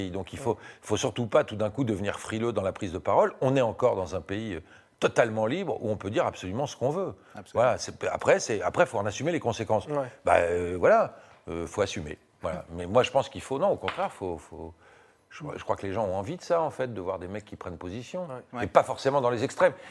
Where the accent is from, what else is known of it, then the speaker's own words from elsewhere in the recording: France; Sauf qu'on est français, ils sont anglais, qu'on a une culture différente, un humour différent, etc.